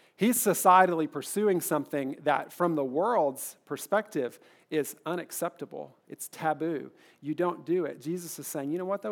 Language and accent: English; Kentucky, United States; I'm from Kentucky